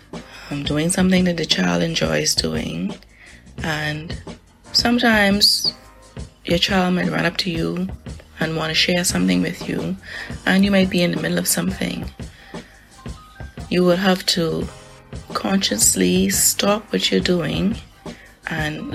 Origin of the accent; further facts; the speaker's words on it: Nassau, New Providence, Bahamas; I was born and raised in Nassau, Bahamas.